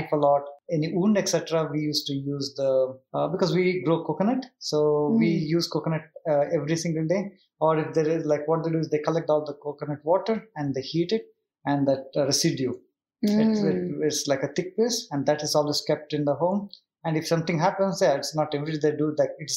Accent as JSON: {"language": "English", "area": "South Kanara", "region": "Karnataka", "country": "India", "said": "I come from South Canada, where we, Tulunad, they call it."}